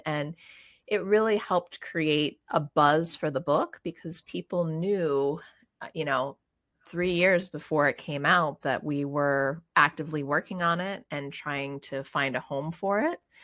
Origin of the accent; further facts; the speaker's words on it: Pittsburgh, Pennsylvania, United States; moved away as an adult; also born or lived in California; I grew up in Pittsburgh, Pennsylvania